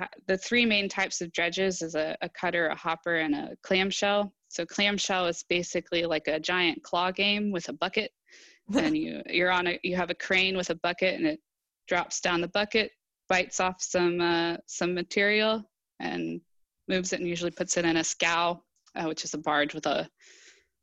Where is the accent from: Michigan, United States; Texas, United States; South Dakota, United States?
Texas, United States; Wichita Falls; I grew up in Wichita Falls, Texas, and there's no ocean there